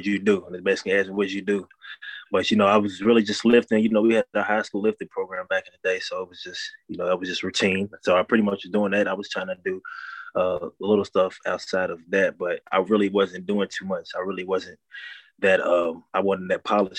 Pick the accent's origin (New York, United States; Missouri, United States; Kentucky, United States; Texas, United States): Kentucky, United States; Louisville; coming from Louisville, being born and raised